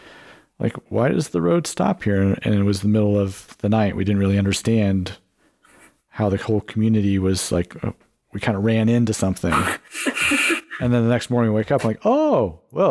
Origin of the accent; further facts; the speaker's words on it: Pacific Northwest, United States; moved away as an adult; now in Utah, United States; I grew up in the Pacific Northwest.